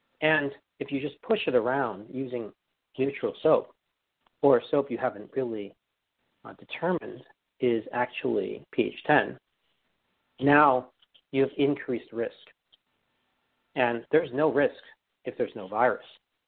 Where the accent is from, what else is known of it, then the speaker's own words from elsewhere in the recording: New York, United States; I learned that from being a New Yorker and right outside of this epicenter, right?